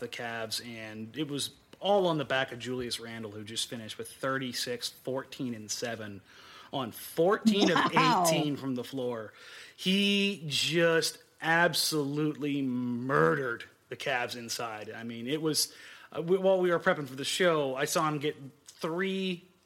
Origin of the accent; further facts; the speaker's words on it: Southern California, United States; I'm from Southern California